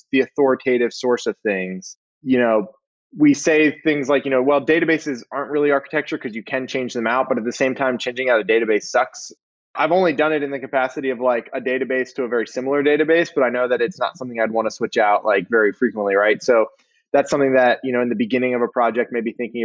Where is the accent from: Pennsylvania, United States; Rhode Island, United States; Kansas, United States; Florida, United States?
Pennsylvania, United States; moved away as an adult; now in Atlanta, United States; I originally grew up and went to school in Pennsylvania